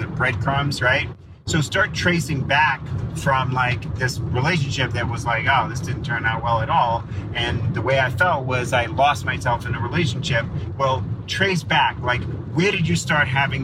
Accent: New York, United States; I'm a New Yorker

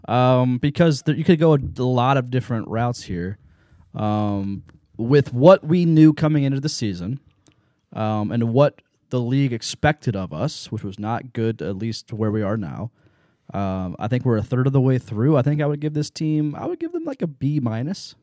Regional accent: Lancaster, Ohio, United States; also born or lived in Baltimore, Ohio; I grew up in Lancaster and Baltimore area.

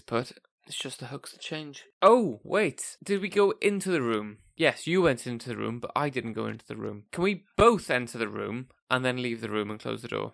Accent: United Kingdom; We're British

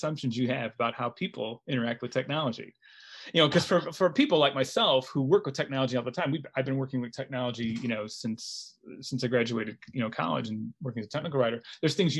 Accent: United States; also born or lived in Los Angeles / Chicago / Istanbul; as an American

